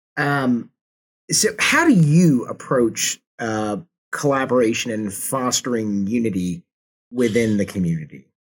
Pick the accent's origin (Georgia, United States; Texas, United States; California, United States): Georgia, United States; Atlanta; now in Kansas City, United States; I'm, I'm originally from the Atlanta, Georgia area